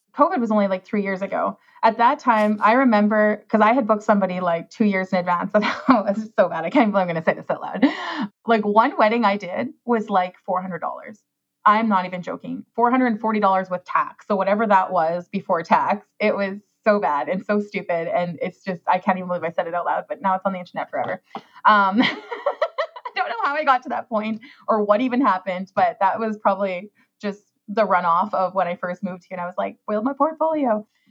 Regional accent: Saskatchewan, Canada; moved away as an adult; also born or lived in Toronto; I left Saskatchewan and I went to Toronto

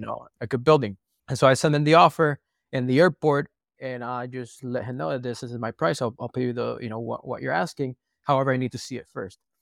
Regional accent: Puerto Rico; moved away; also born or lived in San Francisco / Texas; We're from Puerto Rico. The weather is quite nice

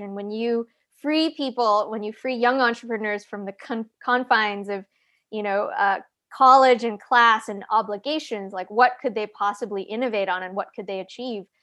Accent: Calgary, Alberta, Canada; moved away; I grew up in Calgary, Canada

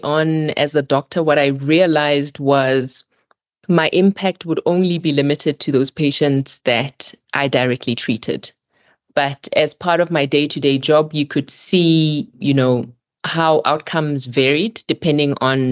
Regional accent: Botswana; moved away as an adult; also born or lived in Melbourne, Australia; now in South Africa; I'm originally from Botswana

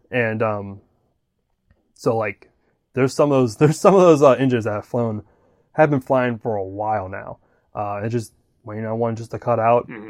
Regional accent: Wisconsin, United States; now in Florida, United States; growing up in Wisconsin

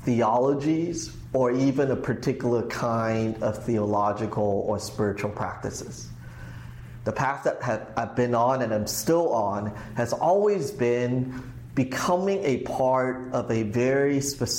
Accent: Hong Kong; also born or lived in Los Angeles; now in United States; I grew up in Hong Kong

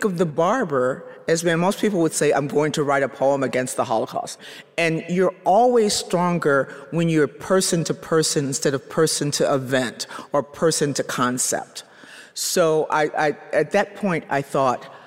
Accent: Chicago, Illinois, United States; moved away; I'm originally from Chicago

